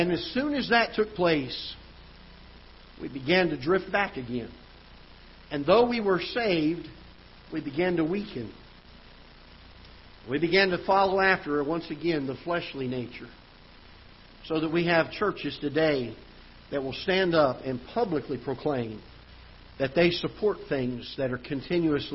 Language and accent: English; South Florida, United States; now in Festus, United States; I grew up in South Florida